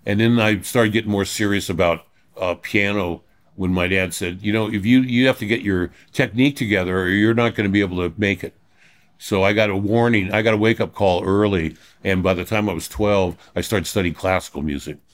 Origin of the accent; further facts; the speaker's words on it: Los Angeles, California, United States; I grew up in Reseda till I was five